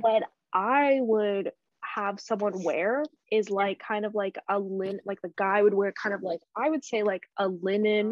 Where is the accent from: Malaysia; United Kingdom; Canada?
Canada; I grew up in Canada.